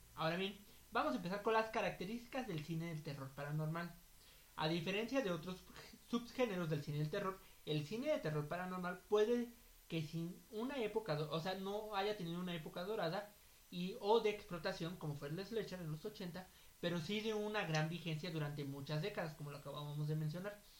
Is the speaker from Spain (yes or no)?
no; Mexico; Nosotros que somos mexicanos